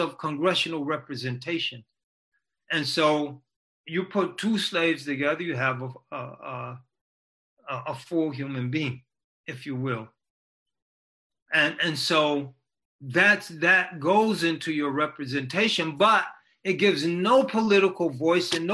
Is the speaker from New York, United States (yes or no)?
no; New Britain, Connecticut, United States; New Britain, my hometown